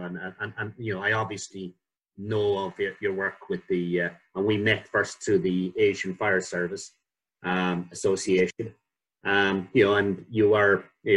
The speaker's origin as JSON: {"language": "English", "country": "Ireland", "moved": "yes", "lives_now": "United Kingdom", "said": "I came to the UK in the early 80s when being Irish was associated with blowing people up."}